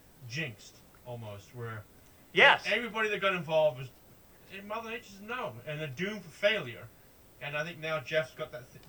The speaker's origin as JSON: {"language": "English", "town": "Southampton", "region": "South East England", "country": "United Kingdom", "tie": "born or raised there", "moved": "yes", "said": "my hometown over there."}